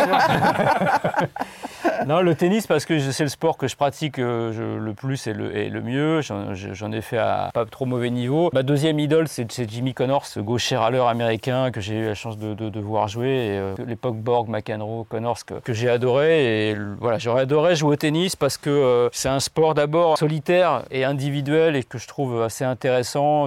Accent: Paris, Île-de-France, France; Je suis né à Paris, je suis parisien

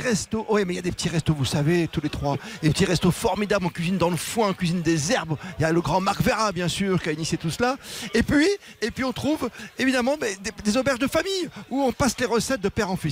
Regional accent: Bourgogne-Franche-Comté, France; chez moi, dans la Franche-Comté, le chenu, c'est la poussière

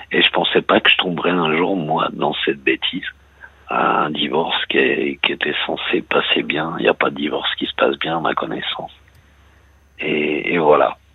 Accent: Île-de-France, France; je suis de la, région parisienne, hein, je suis d'Argentine Oui. Euh, aujourd'hui, j'habite en Bretagne.

